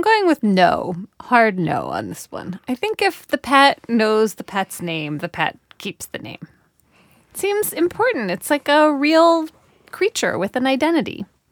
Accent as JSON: {"language": "English", "country": "United States", "said": "I, as an American"}